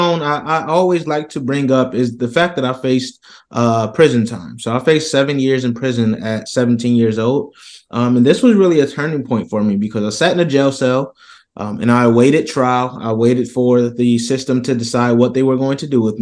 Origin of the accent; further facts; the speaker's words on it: Rochester, New York, United States; I come from Rochester, New York, here in the States